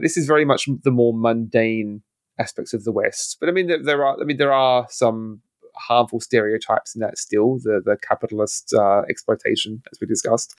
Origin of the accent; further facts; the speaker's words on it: Australia; as an Australian